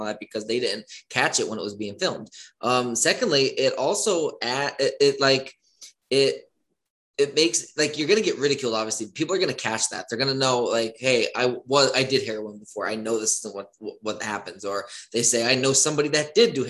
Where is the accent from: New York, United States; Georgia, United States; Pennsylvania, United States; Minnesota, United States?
Pennsylvania, United States; now in Woodlawn, United States; I'm from Pennsylvania. I go home usually every other weekend.